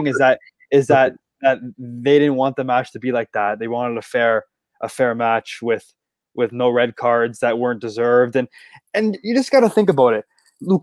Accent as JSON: {"language": "English", "country": "Canada", "said": "We're Canadian"}